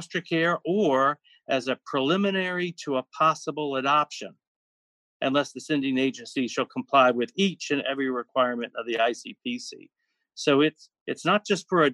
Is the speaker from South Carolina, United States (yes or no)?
yes; South Carolina, United States; I'm from South Carolina, and there's no place further than 4 hours away from the next